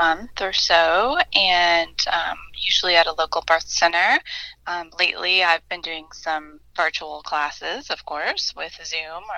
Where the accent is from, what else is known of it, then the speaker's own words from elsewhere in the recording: Illinois, United States; I grew up in Illinois